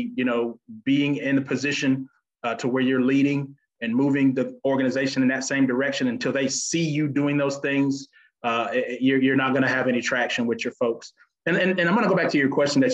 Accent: Panama City, Florida, United States; now in Alabama, United States; I'm actually originally from Florida. Panama City is actually my home. So I'm not a native of Alabama, but I've been there long enough to call Alabama my home now

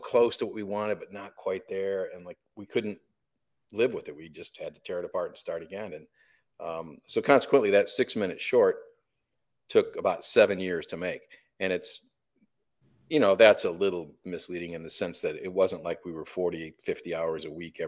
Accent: Flint, Michigan, United States; We grew up in Flint, Michigan

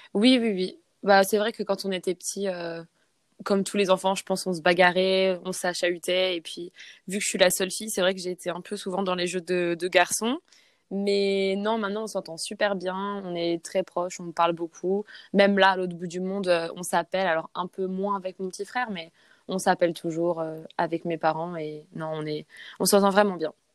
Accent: Saint-Raphaël, Provence-Alpes-Côte d'Azur, France; first language French; moved away as an adult; also born or lived in Sweden; now in New Zealand; je suis française, j'ai 24 ans et je viens du sud de la France, donc de Saint-Raphaël

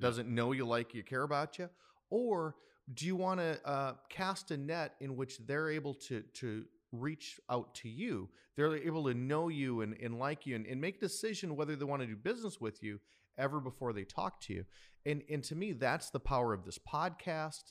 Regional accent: Wisconsin, United States; now in San Diego, United States; growing up in Wisconsin, uh, I, I had just the best loving mother

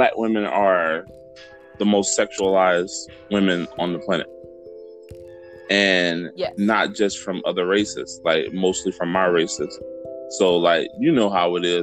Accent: Tampa, Florida, United States; I grew up in West Tampa

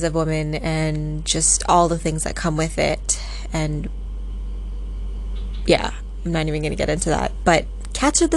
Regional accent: Vancouver, British Columbia, Canada; also born or lived in Singapore; Vancouver in Canada, which is where I am from. That's where I live.

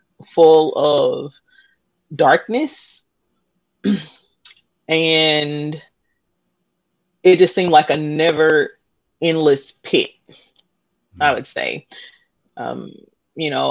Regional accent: Indianapolis, Indiana, United States; I am born and raised in Indianapolis

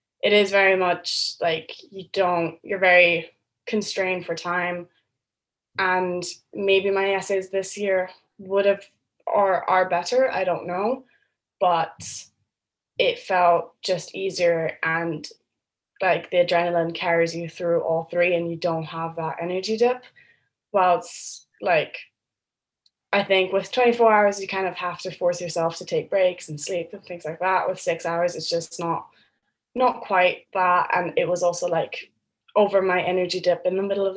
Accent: Berlin, Germany; moved away as an adult; now in Cambridge, United Kingdom; And I'm from Berlin, so I'm an international student as well.

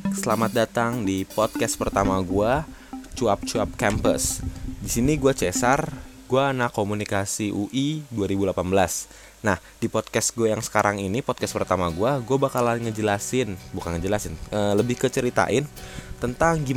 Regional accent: Bogor, West Java, Indonesia; also born or lived in Jakarta / Bekasi; jadi gue itu kan anak Bogor gue berasal dari Bogor walau ya gue gede di Bogor karena ya dulu gue pindah-pindah dari Jakarta ke Bekasi

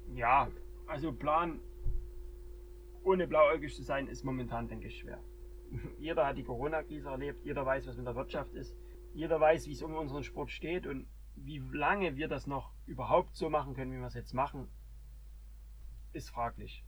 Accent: Germany; hier bei uns in Deutschland

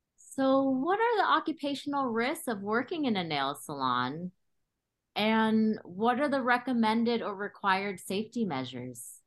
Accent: Cambodia; also born or lived in California; now in Berkeley, United States; I was born in Cambodia and came to California with my family as refugees in 1981

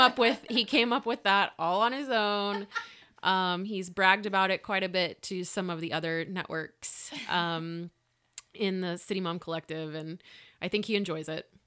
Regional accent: Lubbock, Texas, United States; moved away as an adult; I'm from here

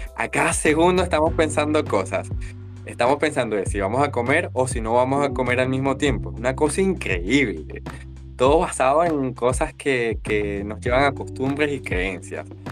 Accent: Venezuela; moved away as an adult; now in Valparaíso, Chile; soy venezolano en un país austral actualmente y a ver, de estos eh, casi 27 años que tengo y 4 años en Chile

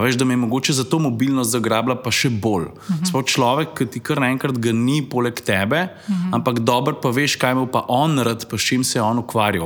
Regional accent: Lukovica, Central Slovenia, Slovenia; moved away as an adult; now in Styria, Slovenia; Jaz prihajam iz Lukovice, predomžalah. Tam sem živel prvih 30 let svojega življenja, potem sem se pa preselil na Štajersko, kjer sem še zdaj.

